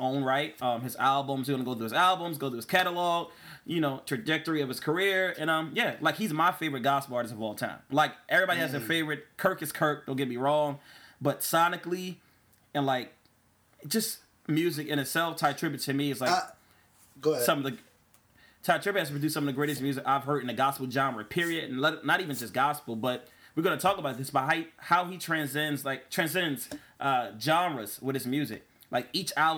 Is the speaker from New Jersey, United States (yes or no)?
yes; New Jersey, United States; I'm from Jersey